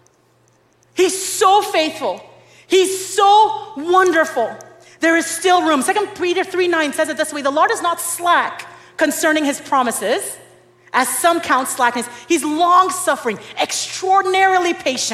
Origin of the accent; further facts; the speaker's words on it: Nigeria; now in Dallas, United States; I'm Nigerian